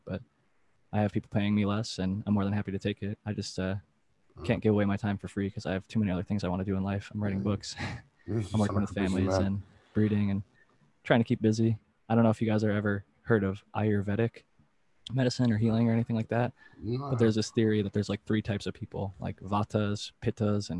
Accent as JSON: {"language": "English", "region": "Ohio", "country": "United States", "said": "I'm from Ohio, and there's a lot of hunters"}